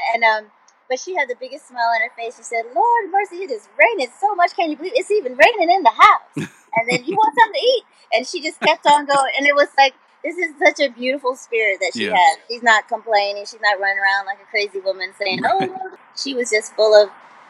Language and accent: English; California, United States; born there; My dad was in the military, so I was born in the Air Force Base in Vandenberg, in Central California.